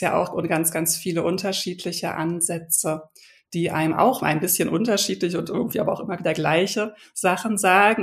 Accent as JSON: {"language": "German", "region": "Berlin", "country": "Germany", "moved": "yes", "lives_now": "Hamburg, Germany", "said": "bin Berlinerin, ich lebe jetzt schon seit vielen Jahren in Hamburg"}